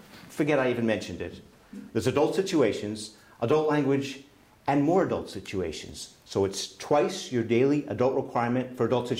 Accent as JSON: {"language": "English", "town": "Boston", "region": "Massachusetts", "country": "United States", "said": "I'm from Boston"}